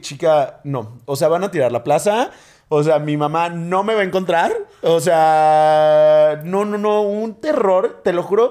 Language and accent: Spanish; Mexico; crecimos en México